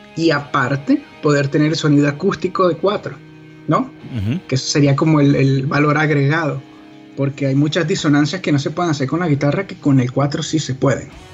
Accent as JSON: {"language": "Spanish", "country": "Venezuela", "said": "nosotros como venezolanos"}